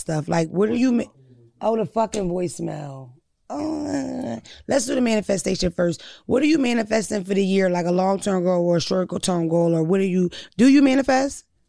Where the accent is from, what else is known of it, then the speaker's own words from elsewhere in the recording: Philadelphia, Pennsylvania, United States; I'm definitely from Philadelphia.